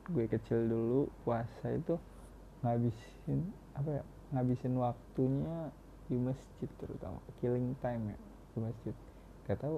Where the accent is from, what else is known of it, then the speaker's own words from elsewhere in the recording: Cirebon, West Java, Indonesia; nah di daerah gue sendiri gimana ya di Cirebon daerah gue waktu awal-awal kan Cirebon sendiri baru melaksanain awal-awal PSBB